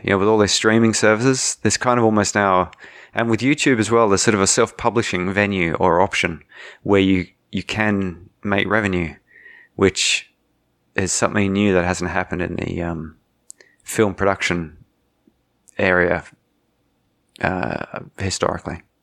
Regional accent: Australia; also born or lived in Germany; I was born in Germany. Two Australian parents

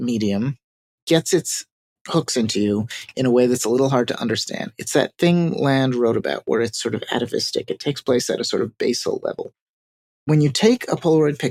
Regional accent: New York City, New York, United States; I am a New Yorker

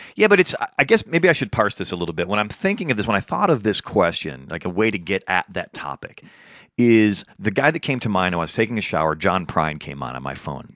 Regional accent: Midwest, United States; now in Los Angeles, United States; I'm a Midwesterner

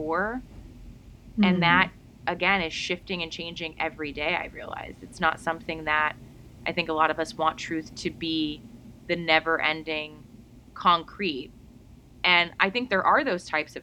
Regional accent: United States; my home country in America

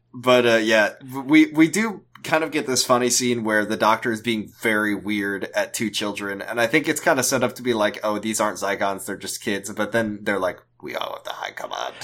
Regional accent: United States; as an American

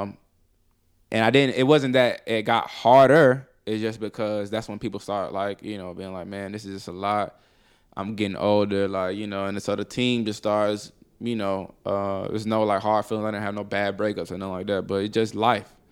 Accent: Columbus, Mississippi, United States; also born or lived in Detroit, Michigan; now in Atlanta, United States; I'm from, uh, Columbus, Mississippi. I was born in Detroit, Michigan

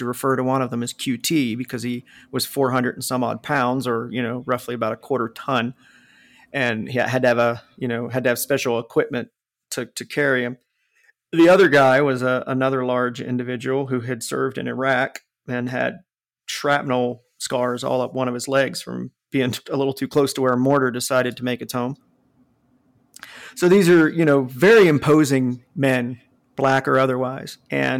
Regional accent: the North, United States; accent: northern; because of my obvious northern accent, just started flipping out on me and called me a carpetbagger.

